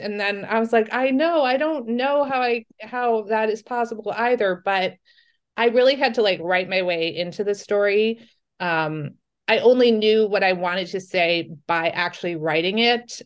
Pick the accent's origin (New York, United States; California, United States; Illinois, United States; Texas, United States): New York, United States; I'm from New York